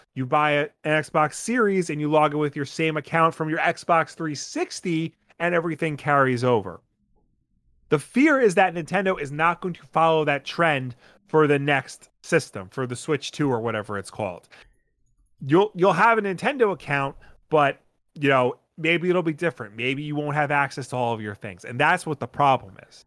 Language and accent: English; Long Island, New York, United States; accent: Long Island; I've just become such a hardcore Long Islander in my old age, like, my accent is showing more.